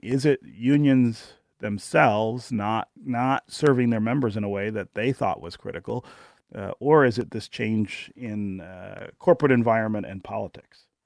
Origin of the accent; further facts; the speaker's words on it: Detroit, Michigan, United States; the 1970s and 1980s, the decades in which I grew up in Detroit